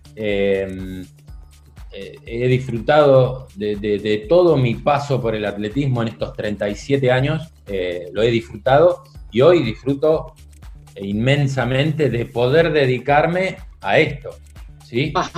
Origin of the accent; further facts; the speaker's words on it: Mar del Plata, Buenos Aires Province, Argentina; also born or lived in Montevideo, Uruguay / Quilmes / Florencio Varela; ya nos vinimos para Mar del Plata y eso era 1977. Así que a partir de, ese año no me moví más de acá, de, de Mar del Plata. Hice, por supuesto, hice la escuela primaria